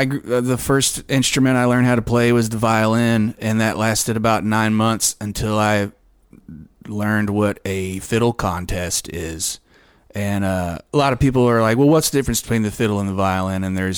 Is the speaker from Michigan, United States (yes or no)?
no; Conroe, Texas, United States; Although a lot of, I don't know if it's still the case, but Conroe, especially Montgomery County, which is like Conroe's the biggest city there, was like the drunk driving capital of.